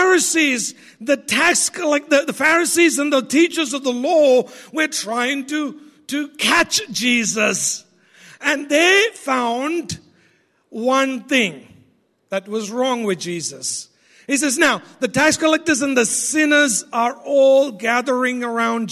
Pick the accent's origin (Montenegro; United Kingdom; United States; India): India; I'm Indian